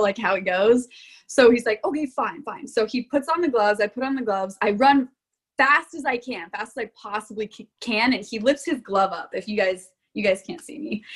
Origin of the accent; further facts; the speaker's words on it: Florida, United States; moved away as an adult; now in Rock Island, Illinois, United States; I came from Florida